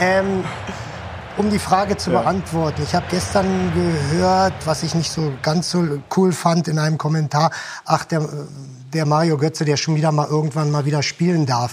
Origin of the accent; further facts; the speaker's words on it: Germany; also born or lived in Japan; bei uns in Deutschland